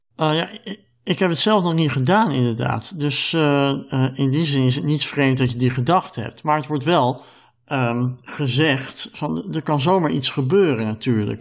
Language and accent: Dutch; Netherlands; wij als Nederlanders